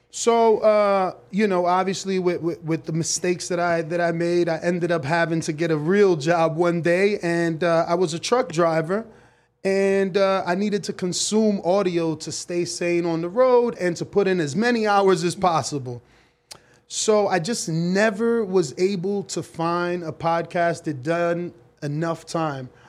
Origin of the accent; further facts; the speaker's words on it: United States; I was born here in America, but both of my parents are from the Dominican Republic